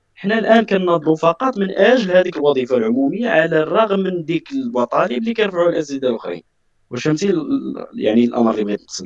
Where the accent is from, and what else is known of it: Morocco